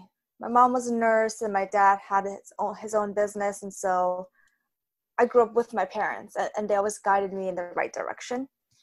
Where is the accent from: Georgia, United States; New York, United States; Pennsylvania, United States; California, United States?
New York, United States; New York City; growing up in Flushing.